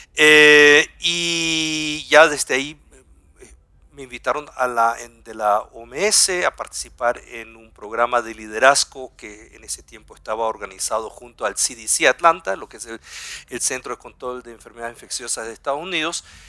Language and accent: Spanish; Guayaquil, Guayas, Ecuador; first language German; moved away as an adult; also born or lived in southern Chile / Germany / Heidelberg; yo soy del sur de Chile, soy chileno de habla alemana, del sur como somos algunos ahí en el sur, y, pero tuve la suerte de crecer aquí en Ecuador